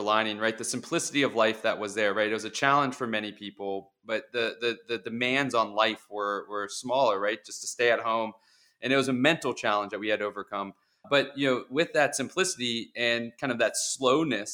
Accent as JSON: {"language": "English", "town": "Atlanta", "region": "Georgia", "country": "United States", "tie": "born or raised there", "also_born_or_lived": "Arizona", "said": "So I was born and raised in Atlanta. I've always been here my whole life"}